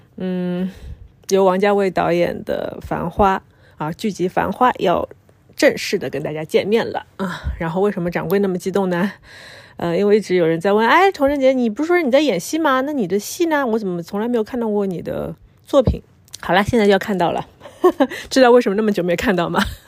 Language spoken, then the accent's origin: Chinese; Shanghai, China; 能讲上海话，不是讲两句， 我是上海人，对，能讲上海话